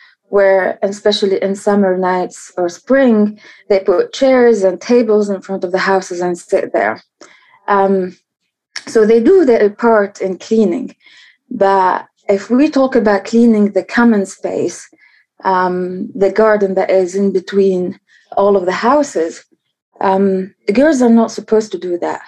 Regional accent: Tunis, Tunis Governorate, Tunisia; So I'm from Tunis, and I grew up in Tunis, the capital

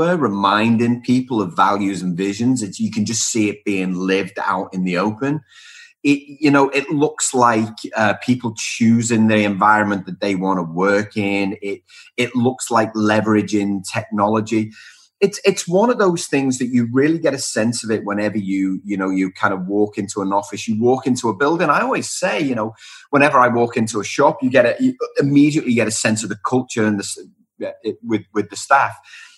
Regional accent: Liverpool, North West England, United Kingdom; moved away as an adult; also born or lived in Wellington, New Zealand; now in Melbourne, Australia; I'm from Liverpool in the UK originally. Spent 6 years in Wellington in New Zealand and now live in Melbourne

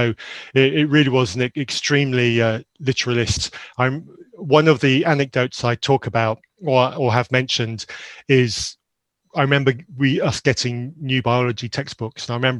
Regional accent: Zambia; So very briefly about myself, I grew up in Zambia in a missionary environment in Zambia. I went to boarding school from a very young age to a remote school in Zambia

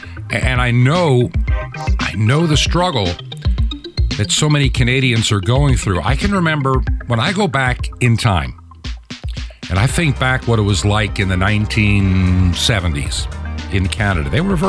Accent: New York, United States; also born or lived in Long Island, New York / near Rochester, New York; Growing up in New York State, we lived on Long Island when I was a young kid, but my high school years were spent in a small town not far from Rochester, New York, and Lake Ontario.

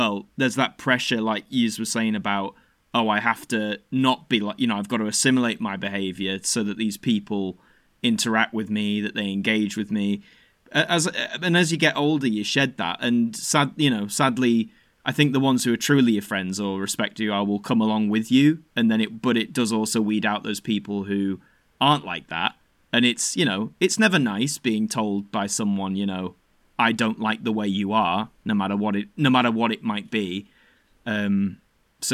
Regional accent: Yorkshire and the Humber, United Kingdom; Growing up in South Yorkshire, which is I think still a typically, I don't know what you'd say, like a very, I guess, masculine orientated town

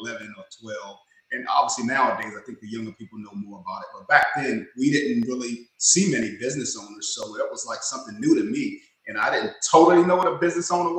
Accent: Washington, District of Columbia, United States; now in Charlotte, United States; I'm in Charlotte, North Carolina, but I was born and raised in the Washington, D.C. area, what they call the DMV, district, D.C., Maryland, and Virginia.

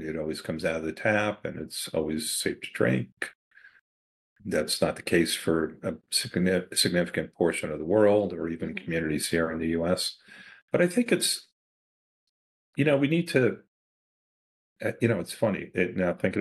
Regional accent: New York City, New York, United States; I grew up in Queens, New York

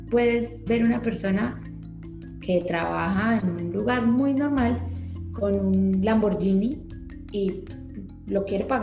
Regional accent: Bucaramanga, Santander, Colombia; y más pues de que venimos de Bucaramanga, que es una ciudad completamente opuesta

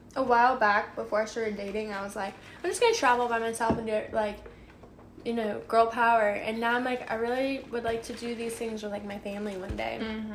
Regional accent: Illinois, United States; born there; My mom was born and raised in Illinois, I think. {S2} Yeah. {S1} I know she lived there a lot. and I was born there

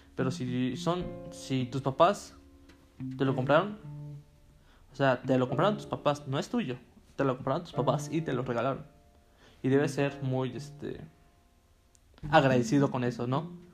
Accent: Tehuacán, Puebla, Mexico; moved away as an adult; Yo soy de Tehuacán, Puebla, una ciudad un poco mediana

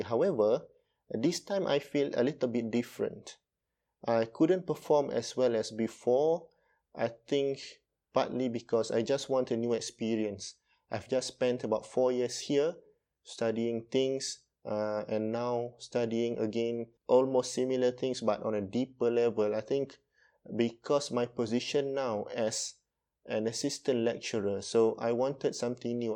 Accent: Malaysia; from Malaysia

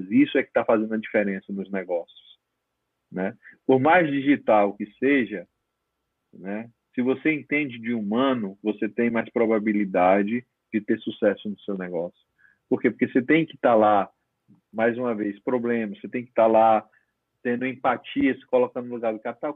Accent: Northeast Region, Brazil; como eu estava trabalhando muito é, no Nordeste, eu como nordestino que sou, e aí volta a ficar mais próximo da família

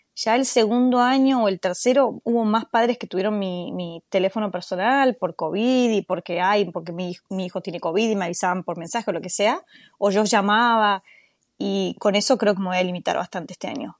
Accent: Buenos Aires, Argentina; moved away as an adult; now in United States; soy de Buenos Aires, Argentina

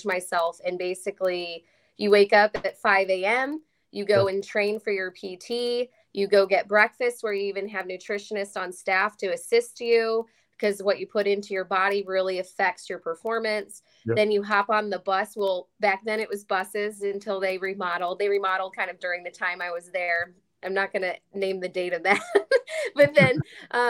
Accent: Chicago, Illinois, United States; moved away as an adult; also born or lived in Louisville, Kentucky; now in Texas, United States

